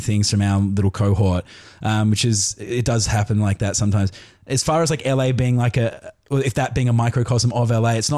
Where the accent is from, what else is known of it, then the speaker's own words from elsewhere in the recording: Australia; moved away as an adult; also born or lived in London, United Kingdom; now in Los Angeles, United States; I was born in England, and then we came to Australia when I was 5, did primary school, secondary school, went, I moved back to England, came back